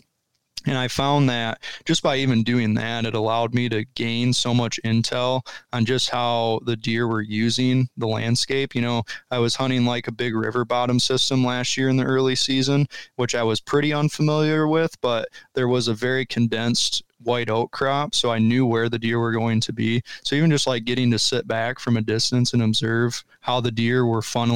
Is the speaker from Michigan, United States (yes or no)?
yes; Michigan, United States; moved away as an adult; now in Ohio, United States; where I grew up in Michigan